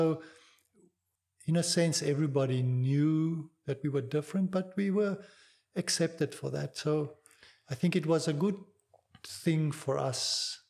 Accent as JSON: {"language": "English", "country": "South Africa", "tie": "born or raised there", "second_language": "English", "said": "I grew up, obviously, I think, just normal. It was a carefree environment. The 60s and 70s, South Africa was a bit sheltered from the world's movement of fre"}